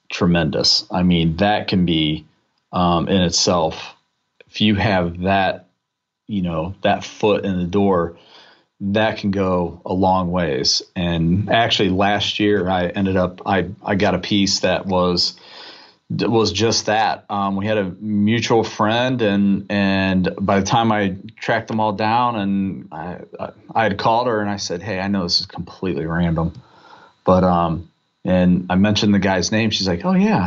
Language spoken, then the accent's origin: English; North Central Ohio, United States; I grew up in North Central, uh, Ohio